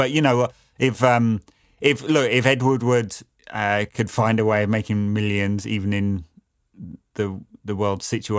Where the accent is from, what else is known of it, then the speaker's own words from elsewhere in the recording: Wuhan, Hubei, China; especially considering I'm from Wuhan.